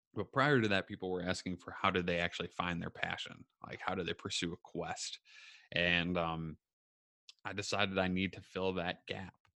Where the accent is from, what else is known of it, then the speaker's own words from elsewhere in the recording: Minneapolis, Minnesota, United States; now in Waconia, United States; I'm from Minneapolis, Minnesota, and Southwest Metro is kinda my jam, in a way, like, that's what I know